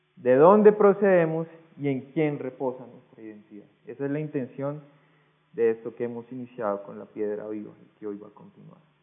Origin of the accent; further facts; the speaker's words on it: Colombia; Usted y yo somos colombianos